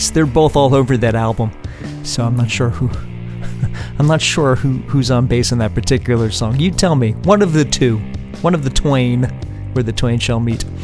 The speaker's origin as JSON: {"language": "English", "town": "Hoboken", "region": "New Jersey", "country": "United States", "said": "if you know me, you know that I'm from Hoboken, and you know that my second home in Hoboken, or you could say my home base in Hoboken, was the club called Maxwell's."}